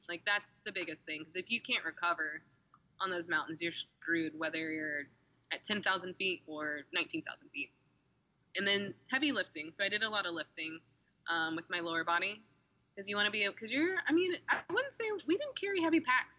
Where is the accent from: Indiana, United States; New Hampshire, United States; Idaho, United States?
Indiana, United States; now in Austin, United States; I'm from Indiana